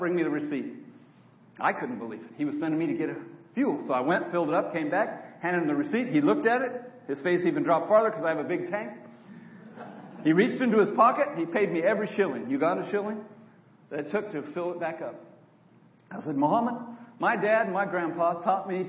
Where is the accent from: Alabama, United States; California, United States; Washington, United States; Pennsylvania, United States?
California, United States; Auburn; moved away as an adult; I grew up in Auburn, California, just north of Sacramento, on a dairy farm